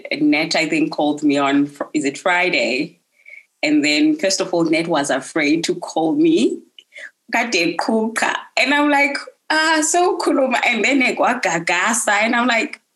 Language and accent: English; Bulawayo, Zimbabwe; moved away as an adult; now in Cape Town, South Africa; I'm from Zim, Bulawayo in particular, and I'm not at home right now. I migrated to South Africa. I'm based in Cape Town